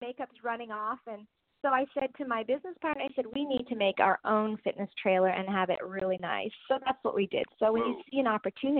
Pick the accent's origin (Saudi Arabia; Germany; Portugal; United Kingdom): Germany; born there; I was born in Germany, and I really didn't identify with being Indian.